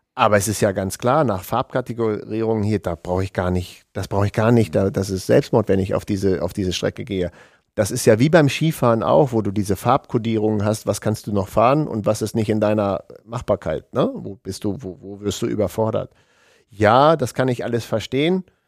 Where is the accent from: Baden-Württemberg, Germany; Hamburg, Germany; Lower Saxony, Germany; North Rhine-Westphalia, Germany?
Lower Saxony, Germany; Hanover region; es ist ja auch meine Heimat